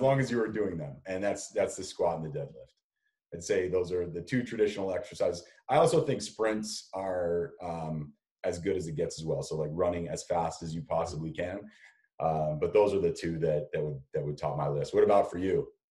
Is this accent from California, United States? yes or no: yes; Los Angeles, California, United States; now in San Francisco, United States; my mom and dad are still in the house that I grew up in in Southern California